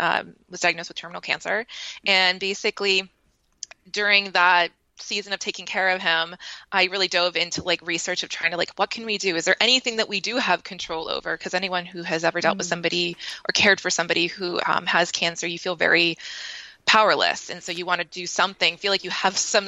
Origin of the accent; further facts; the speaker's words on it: Maine, United States; now in San Diego, United States; I grew up in Maine, but I live in San Diego now with my husband and my daughter.